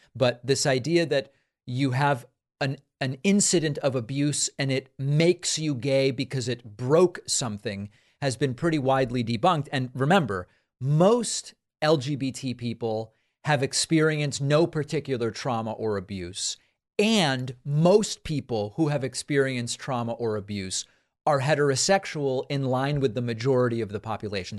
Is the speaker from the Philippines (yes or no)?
no; Argentina; I'm from Argentina